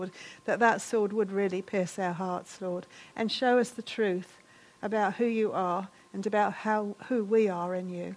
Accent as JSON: {"language": "English", "country": "United Kingdom", "said": "we're British"}